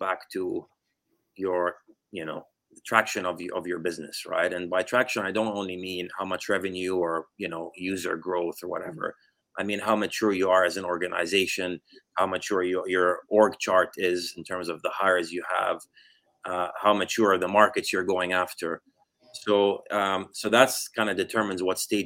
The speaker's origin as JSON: {"language": "English", "country": "Jordan", "tie": "born or raised there", "also_born_or_lived": "United States", "moved": "as an adult", "said": "born and raised in Jordan lived there until I went to college in the U.S., did computer science"}